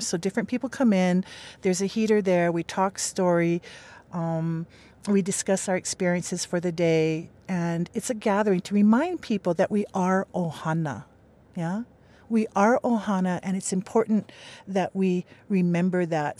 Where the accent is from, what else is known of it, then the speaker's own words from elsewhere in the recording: Makaha, Hawaii, United States; I grew up in Makaha, but I've been living on this island for, uh, the island of Hawaii for three years